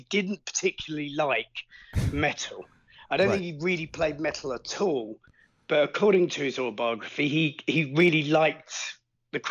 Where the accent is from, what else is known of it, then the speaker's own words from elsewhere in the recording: Suffolk, East of England, United Kingdom; also born or lived in Hertford; I was born there, but I grew up in Suffolk.